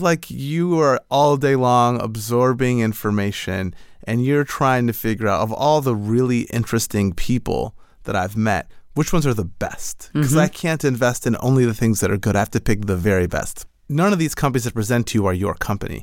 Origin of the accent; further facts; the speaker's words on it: Michigan, United States; now in California, United States; I'm originally from Michigan and moved out to California